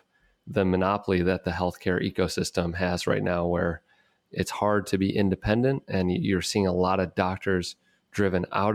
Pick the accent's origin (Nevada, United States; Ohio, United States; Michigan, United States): Michigan, United States; Detroit; my hometown in Detroit